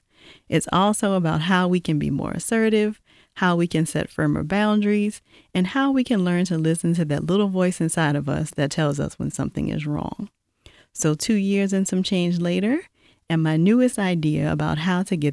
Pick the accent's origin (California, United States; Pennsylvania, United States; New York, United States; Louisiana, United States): Louisiana, United States; now in Atlanta, United States; I'm not sure if you've been able to tell by my accent, but I'm originally from Louisiana